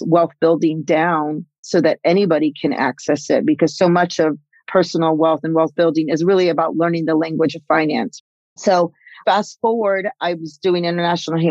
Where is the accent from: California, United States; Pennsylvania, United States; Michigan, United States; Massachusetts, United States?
California, United States; I'm actually fourth generation Mexican-American, come out of Chicana, Latinx, you know, using all the new words. And I grew up in California